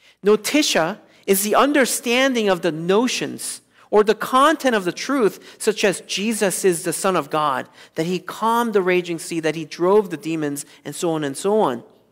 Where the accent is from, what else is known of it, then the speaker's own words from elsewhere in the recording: South Korea; moved away; Most of you know that I grew up in South Korea in the 1980s.